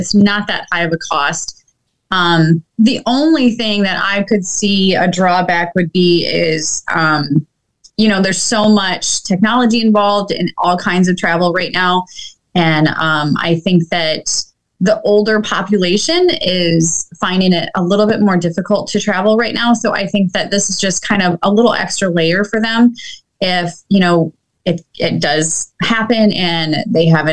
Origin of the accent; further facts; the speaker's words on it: Michigan, United States; we're both from Michigan